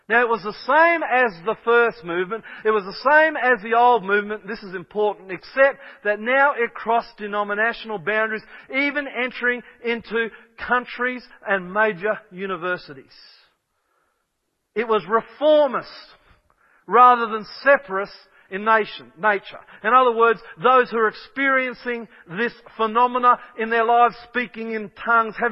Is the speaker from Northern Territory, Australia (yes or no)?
no; Kellyville, New South Wales, Australia